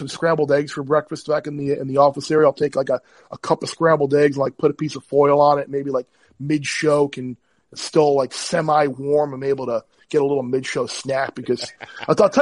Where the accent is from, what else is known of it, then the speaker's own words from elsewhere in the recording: Long Island, New York, United States; we grew up obviously on Long Island.